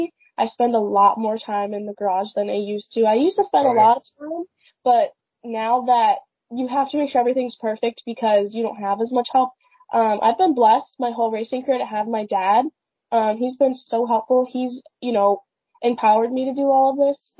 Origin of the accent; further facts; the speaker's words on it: Pemberton, New Jersey, United States; I grew up in Pemberton, in New Jersey, and there really isn't a whole lot around here.